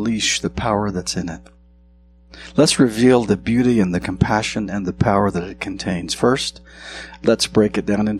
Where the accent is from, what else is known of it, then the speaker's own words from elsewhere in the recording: southwestern Montana, United States; moved away; I grew up in southwestern Montana